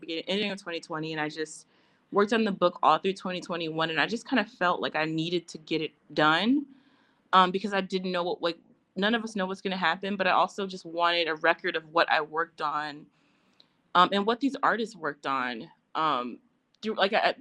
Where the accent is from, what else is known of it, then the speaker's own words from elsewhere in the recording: Fort Worth, Texas, United States; moved away as an adult; now in Baltimore, United States; I'm from Fort Worth, Texas. So it's about 30-45 minutes from Dallas